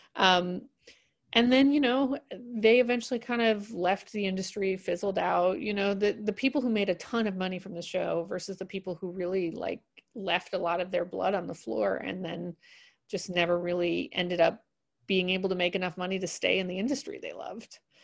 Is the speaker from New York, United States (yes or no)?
yes; New York City, New York, United States; I grew up in New York City